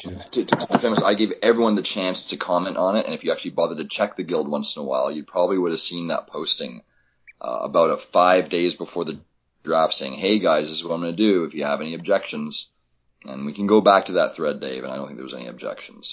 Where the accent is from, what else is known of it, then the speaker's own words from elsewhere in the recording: Toronto, Ontario, Canada; moved away as an adult; also born or lived in Vancouver; I grew up in Toronto, so we've always had the Jays.